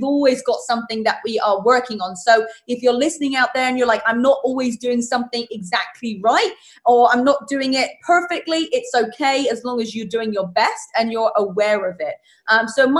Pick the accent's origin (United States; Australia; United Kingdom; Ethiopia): United Kingdom; England; moved away; I'm from England